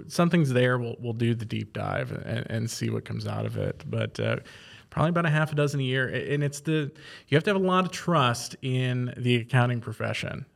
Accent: Archbold, Ohio, United States; moved away as an adult; now in central Ohio, United States; I'm originally from Archbold, which is in the far northwest corner of Ohio

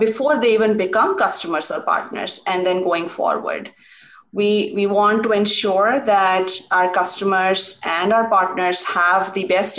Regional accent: India; moved away as an adult; also born or lived in Pittsburgh, United States; Growing up in India

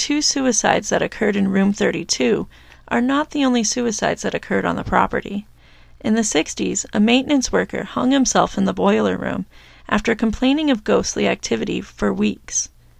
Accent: New Mexico, United States; episode 5, which takes place in my home state of New Mexico.

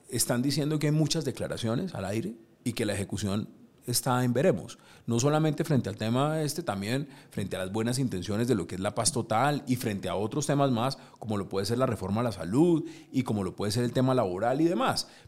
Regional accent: Colombia; siempre somos nosotros los colombianos los que defendemos lo nuestro.

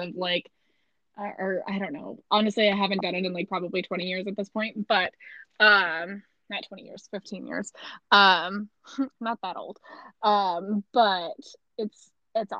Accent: Missouri, United States; accent: Midwest American; I'm from Missouri

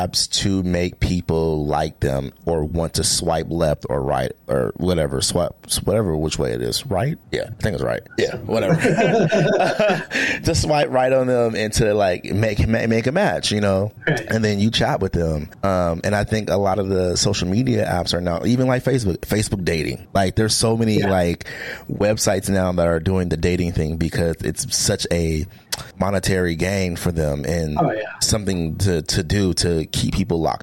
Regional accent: Portland, Oregon, United States; I'm from Portland, Oregon.

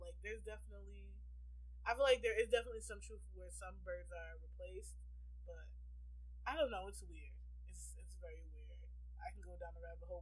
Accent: Buffalo, New York, United States; I was born in New York City, but they came here when I was, like, two or three. So I basically grew up, like, in suburban Buffalo.

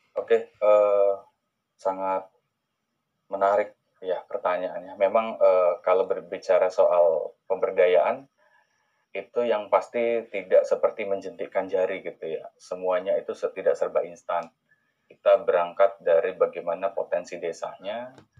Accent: Jambi, Indonesia; moved away; saya asal dari Jambi

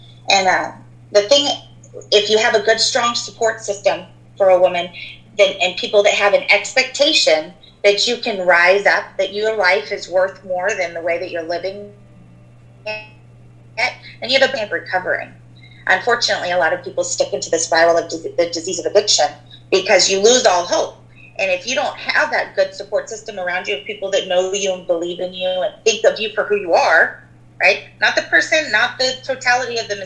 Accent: Port Orchard, Washington, United States; I grew up in Port Orchard with you

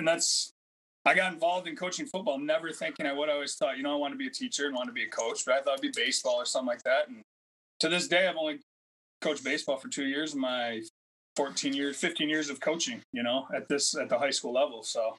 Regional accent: Tecumseh, Michigan, United States; also born or lived in Grand Rapids, Michigan; I grew up born and raised in Tecumseh.

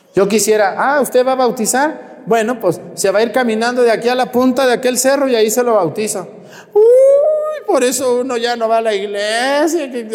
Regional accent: Mexticacán, Jalisco, Mexico; moved away; Yo me acuerdo cuando era niño, allá en mi pueblo, en Mesticacán

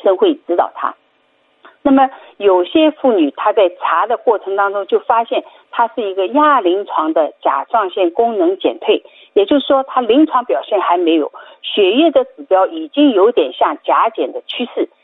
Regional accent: Shanghai, China; 我们上海人很喜欢吃的这种

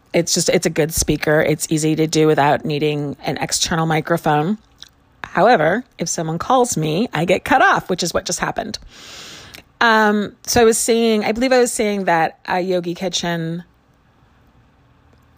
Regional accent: Chicago, Illinois, United States; moved away; I grew up in Chicago and we spent our summers in a house in a small community across the lake in Michigan

